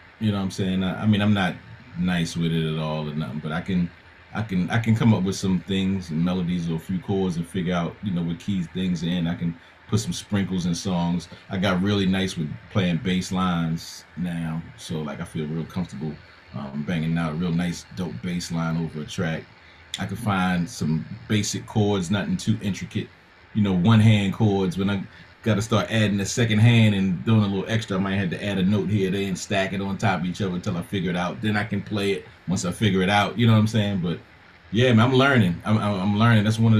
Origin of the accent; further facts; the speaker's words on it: East Coast, United States; I'm from the East Coast.